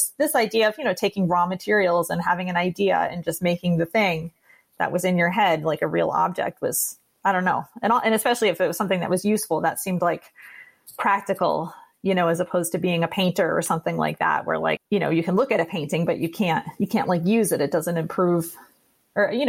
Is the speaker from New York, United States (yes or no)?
yes; East Aurora, New York, United States; my hometown where I grew up was East Aurora, New York.